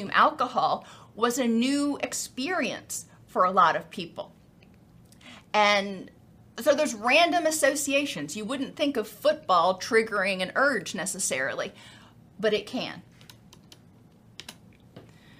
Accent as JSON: {"language": "English", "region": "Florida", "country": "United States", "said": "I come from Florida"}